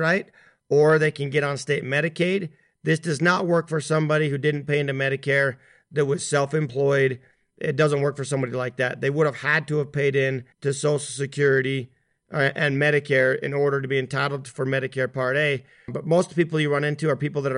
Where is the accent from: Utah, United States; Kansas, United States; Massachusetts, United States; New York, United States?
Utah, United States; here in Utah, where my home